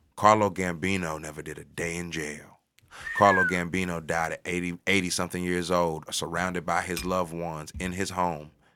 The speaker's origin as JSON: {"language": "English", "town": "St. Louis", "region": "Missouri", "country": "United States", "tie": "born or raised there", "said": "I'm from North City, Saint Louis"}